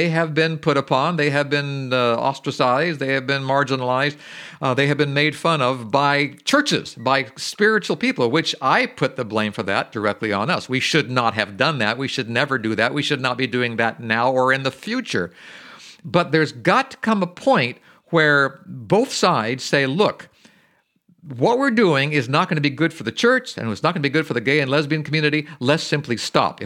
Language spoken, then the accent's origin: English; Berkeley Springs, West Virginia, United States; my hometown of Berkeley Springs